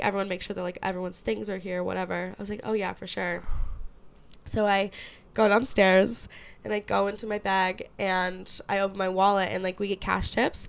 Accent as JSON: {"language": "English", "town": "Syracuse", "region": "New York", "country": "United States", "said": "I'm from Syracuse"}